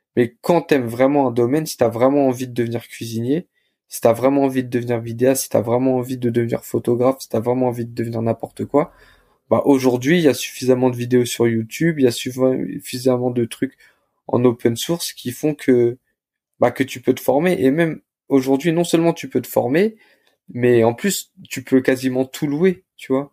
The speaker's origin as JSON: {"language": "French", "town": "Le Blanc-Mesnil", "region": "Île-de-France", "country": "France", "tie": "born or raised there", "said": "j'ai grandi à Blanc-Ménil. J'ai euh, fait toute ma scolarité euh, bah, au lycée, enfin au collège, au lycée à Blanc-Ménil."}